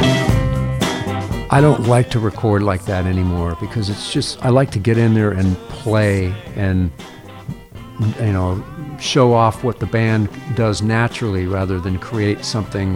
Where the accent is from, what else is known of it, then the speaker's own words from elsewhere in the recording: Fairbanks, Alaska, United States; I grew up in Fairbanks, and that's where it gets extremely cold